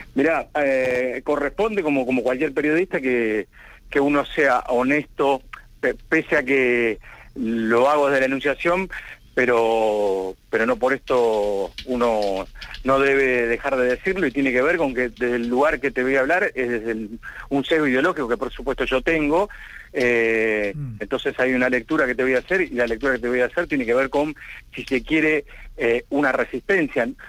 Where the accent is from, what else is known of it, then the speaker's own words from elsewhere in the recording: Argentina; nosotros como argentinos